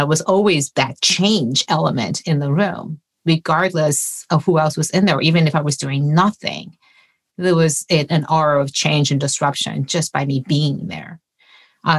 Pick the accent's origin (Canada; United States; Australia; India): United States; Detroit, Michigan; I grew up in the Detroit area